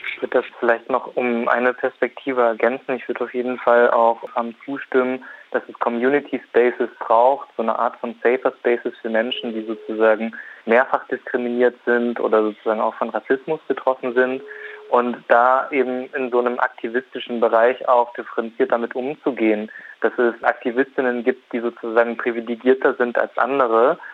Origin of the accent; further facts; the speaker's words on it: Riesa, Saxony, Germany; geboren und aufgewachsen in Riesa